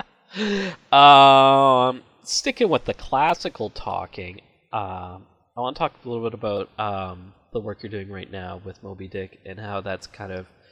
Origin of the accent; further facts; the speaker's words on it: Vancouver, British Columbia, Canada; accent: Canadian; I'm from Vancouver, the almost furthest west you can get in Canada